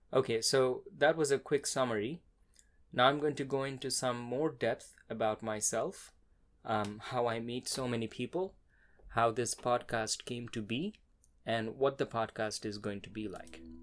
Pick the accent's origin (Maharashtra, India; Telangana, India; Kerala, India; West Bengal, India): West Bengal, India; Kolkata; moved away as an adult; now in Austin, United States; I was born and raised in India